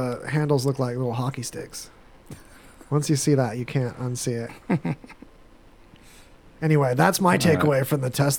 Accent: Apple Valley, California, United States; When I was a kid growing up in Apple Valley, California, in this very same desert, just a couple hours south of here

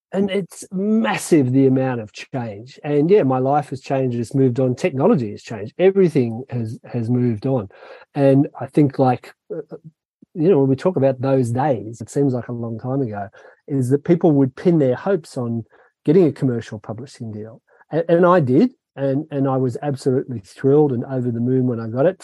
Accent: Sydney, New South Wales, Australia; from the time I was a little boy growing up in Sydney in Australia

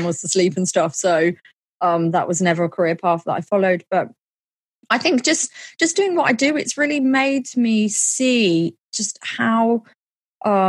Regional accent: Milton Keynes, South East England, United Kingdom; my hometown of Milton Keynes, which is in the UK

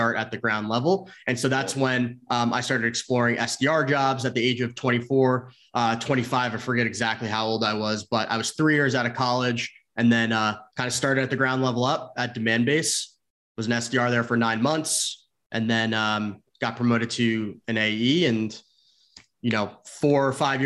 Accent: central New Jersey, United States; moved away; also born or lived in Arizona / San Francisco; So I grew up in Jersey, like the central part of Jersey

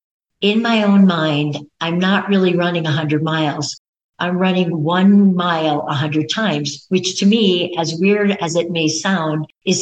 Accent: Upper Peninsula, Michigan, United States; moved away; I'm from the Upper Peninsula.

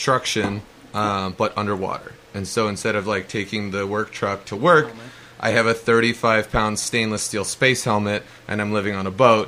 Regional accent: California, United States; I'm from California. I speak Spanish

